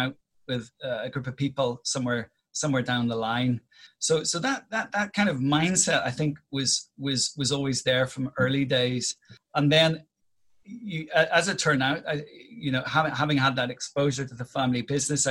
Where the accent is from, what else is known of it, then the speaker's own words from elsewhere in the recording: Northern Ireland, United Kingdom; It was very, very much a small town within Northern Ireland